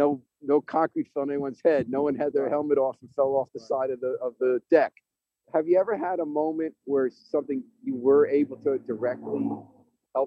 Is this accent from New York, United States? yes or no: yes; White Plains, New York, United States; Oh, I grew up in White Plains.